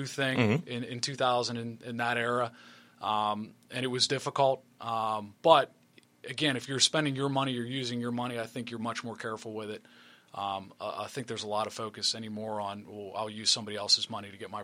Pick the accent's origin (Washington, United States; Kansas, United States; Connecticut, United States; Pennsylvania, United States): Pennsylvania, United States; Murrysville; also born or lived in White Oak, Pennsylvania; I did not grow up in McKeesport. I grew up in Murraysville